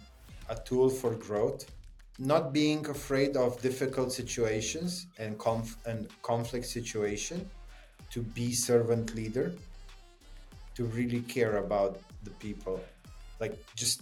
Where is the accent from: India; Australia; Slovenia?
Slovenia; I grew up in Slovenia